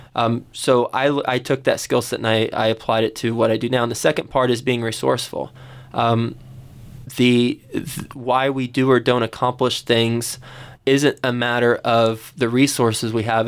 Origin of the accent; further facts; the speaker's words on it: Fort Worth, Texas, United States; I grew up in Fort Worth, Texas